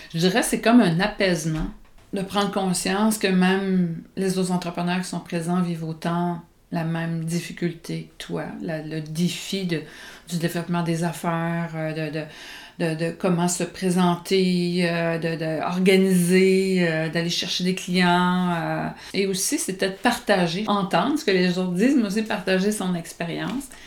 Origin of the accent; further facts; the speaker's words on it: Longueuil, Quebec, Canada; je suis de Longueuil, Saint-Hubert, là, dans, dans cette partie-là de la ville.